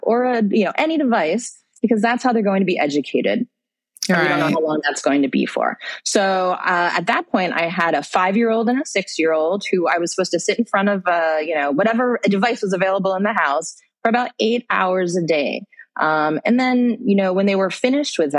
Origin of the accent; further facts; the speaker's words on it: United States; moved away as an adult; also born or lived in London / Middle East; now in Malaysia; I'm an American, but I live in Malaysia and I've been living there for almost 15 years